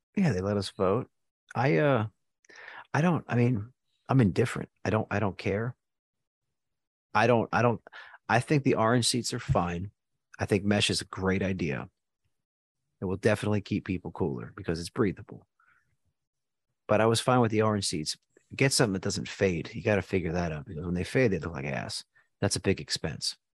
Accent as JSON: {"language": "English", "town": "Houston", "region": "Texas", "country": "United States", "said": "we're from Houston"}